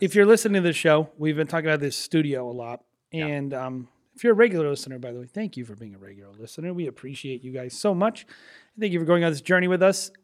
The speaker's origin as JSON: {"language": "English", "region": "New England", "country": "United States", "said": "we're from New England"}